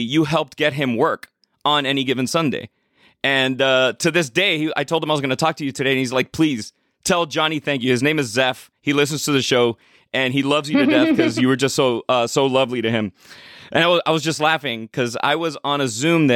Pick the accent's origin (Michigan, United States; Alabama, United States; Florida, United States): Florida, United States; Miami; born or raised there